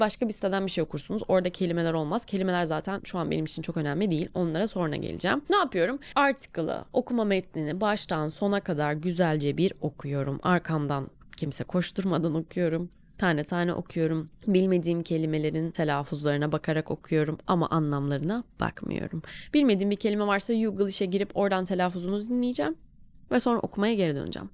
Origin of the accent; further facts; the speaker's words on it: Turkey; Biz Türküz.